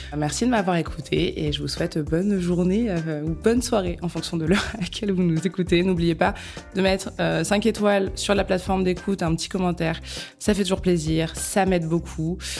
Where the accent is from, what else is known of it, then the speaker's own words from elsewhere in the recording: Bourges, Centre-Val de Loire, France; now in Paris, France; moi-même je viens de Bourges